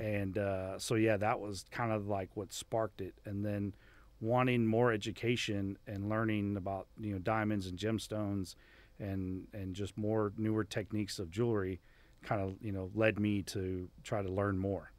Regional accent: Miami, Florida, United States; moved away; growing up in Miami was awesome

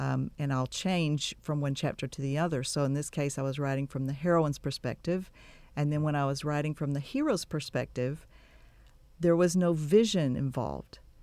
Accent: Texas City, Texas, United States; also born or lived in Waco, Texas / Dallas, Texas / Giddings, Texas; now in Bryan-College Station, United States; I grew up, uh, was born and raised in Texas City, down on the coast

